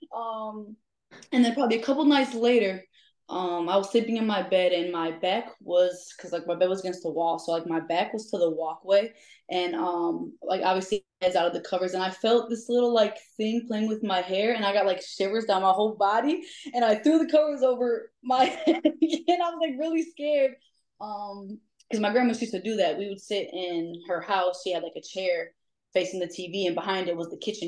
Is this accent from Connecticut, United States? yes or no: no; DeKalb, Illinois, United States; I'm from Chicago, the suburbs. So I'm from DeKalb